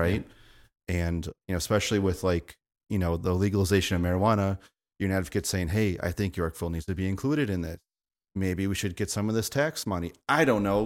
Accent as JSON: {"language": "English", "town": "Yorkville", "region": "Illinois", "country": "United States", "tie": "born or raised there", "said": "I grew up in Yorkville"}